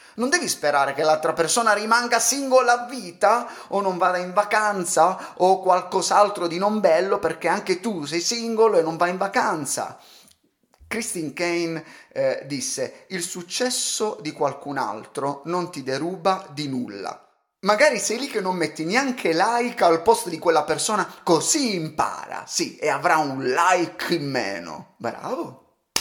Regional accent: Calabria, Italy; sono calabrese

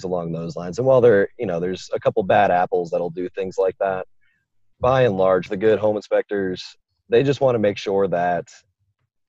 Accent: Florida, United States; moved away as an adult; also born or lived in Kentucky; I'm from Florida

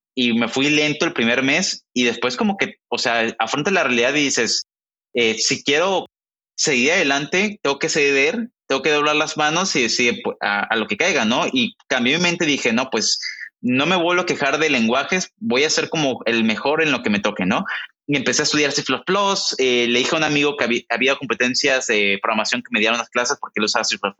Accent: Mexico; moved away as an adult; now in Silicon Valley, United States; Somos mexicanos los dos

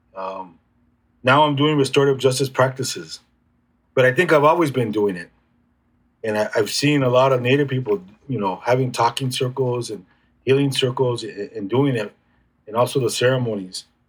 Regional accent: National City, California, United States; I grew up in National City

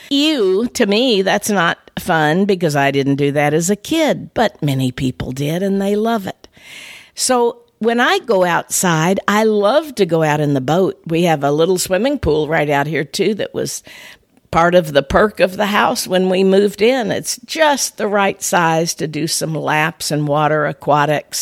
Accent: north of Saint Louis, Missouri, United States; In my hometown, up in the area north of Saint Louis

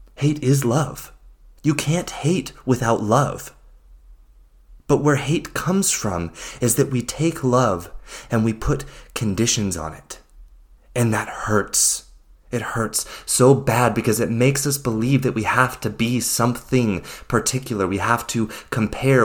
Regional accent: United States; my experience of living, growing up in the United States

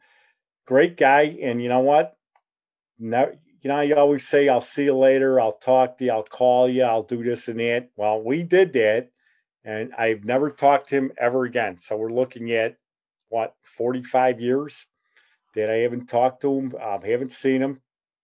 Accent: Chicago, Illinois, United States; moved away; also born or lived in California; I'm from Chicago.

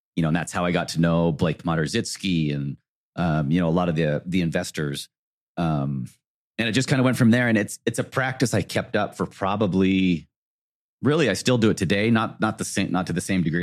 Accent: South Jordan, Utah, United States; I grew up in South Jordan

